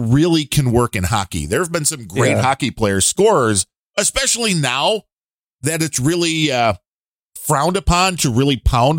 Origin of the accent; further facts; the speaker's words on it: Minneapolis, Minnesota, United States; You've never left Texas now, right? That's I grew up in Minneapolis.